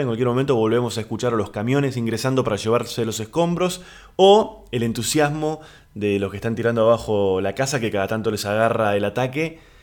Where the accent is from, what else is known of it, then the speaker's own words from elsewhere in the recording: Argentina; Aquí en Argentina le decimos departamento